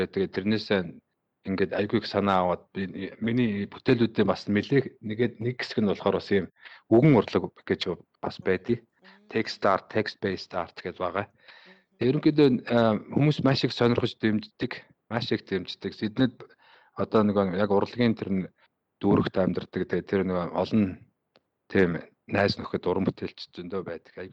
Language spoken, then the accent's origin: Mongolian; Bayankhongor Province, Mongolia; now in Sydney, Australia; Сиднейд сүүлийн 10 жил яг яг Сиднейд. Э, ерөнхийдөө бол Би Баян-Хонгор аймагт төрсэн, хөдөө өсөж мал малжсэн. Тэгээд сүүлдээ явсаар байгаа тэгээд Австралид амьдраад